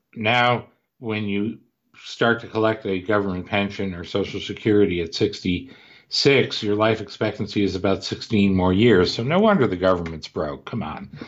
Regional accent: Cleveland, Ohio, United States; I grew up in Cleveland

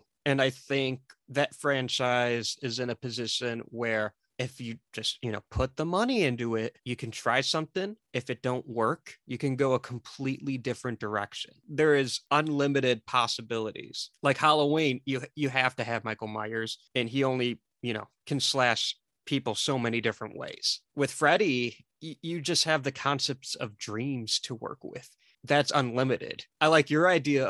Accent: Mexico; I'm Mexican

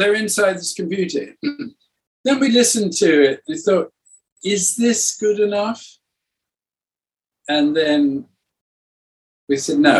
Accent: Cuba; English is a second language; also born or lived in South America; Some of them had a resonance for me because it sort of explored my growing up in Cuba and South America.

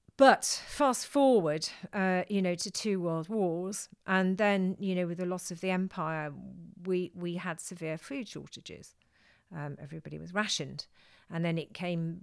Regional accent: South Wales, United Kingdom; I come from South Wales

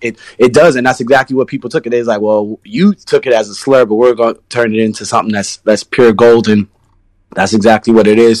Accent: Maryland, United States; now in New York, United States; I'm from Maryland

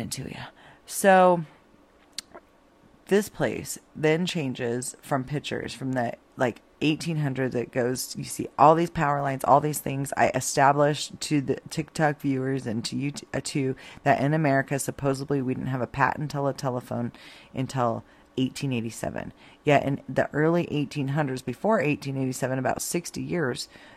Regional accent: Idaho, United States; now in New Mexico, United States; I was born and raised in Idaho

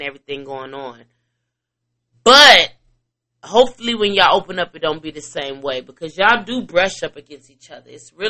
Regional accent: Chicago, Illinois, United States; And I'm like, I'm from Chicago. My feelings is hurt.

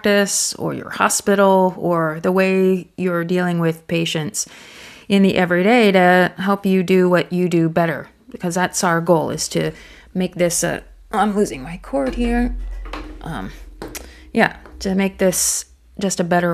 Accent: United States; now in Thailand; I'm an American, and my Thai is good, but you know I'm not fluent

